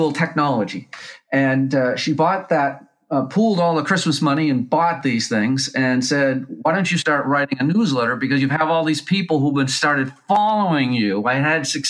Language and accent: English; Lowell, Massachusetts, United States; I grew up in Lowell, Massachusetts